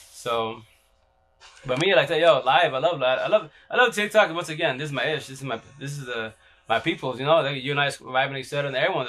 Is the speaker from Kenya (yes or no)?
no; London, United Kingdom; We're from London.